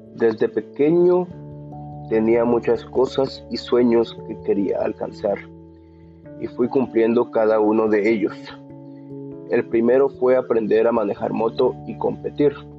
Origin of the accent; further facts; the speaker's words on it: San Lucas Sacatepéquez, Sacatepéquez, Guatemala; Soy de San Lucas, Zacatepeques